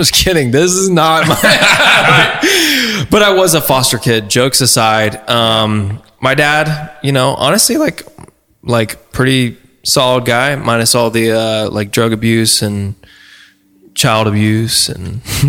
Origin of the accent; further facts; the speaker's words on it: Oregon, United States; born there; So I was born in Oregon originally.